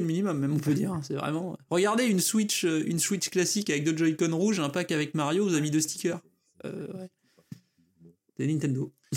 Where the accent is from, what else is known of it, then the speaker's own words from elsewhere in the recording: France; chez nous en France